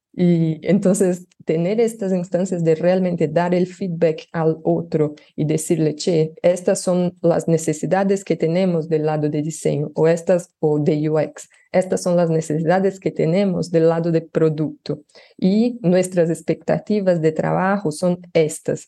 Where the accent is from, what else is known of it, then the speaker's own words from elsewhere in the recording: Brazil; Spanish is a second language; yo soy brasileña, pero trabajo ya hace tres años eh, en Latinoamérica